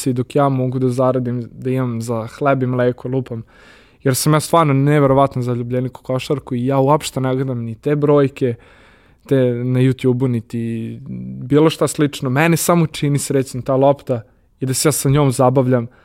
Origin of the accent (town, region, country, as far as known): Serbia